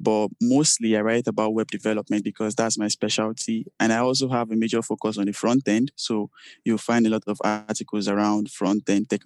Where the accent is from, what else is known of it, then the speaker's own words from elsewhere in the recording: Nigeria; I'm from Nigeria